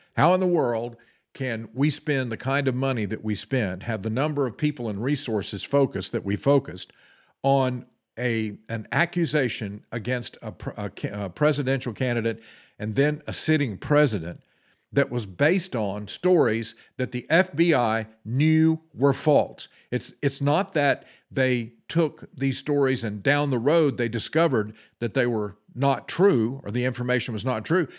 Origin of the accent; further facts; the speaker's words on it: United States; us as the American people